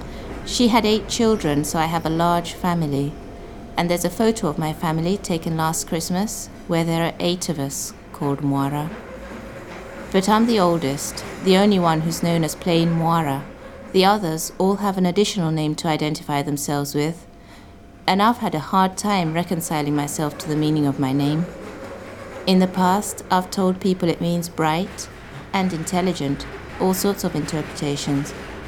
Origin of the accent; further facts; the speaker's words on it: Kenya; I'm from the Kikuyu tribe in Kenya.